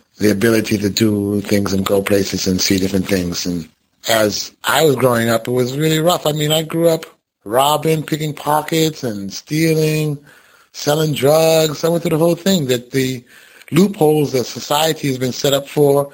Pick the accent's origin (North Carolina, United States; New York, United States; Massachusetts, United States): Massachusetts, United States; Boston; I grew up in Roxbury, Massachusetts, in Cathedral Projects.